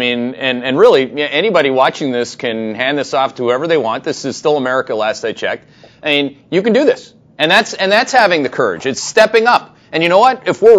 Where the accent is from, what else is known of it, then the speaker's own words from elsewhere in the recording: Canada; I'm Canadian.